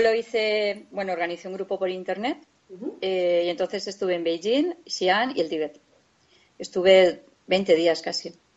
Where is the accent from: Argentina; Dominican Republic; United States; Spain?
Spain; Valencia, Valencian Community; now in Guadalajara, Spain; nosotros vivimos, somos de Valencia, pero vivimos en un pueblecito de Guadalajara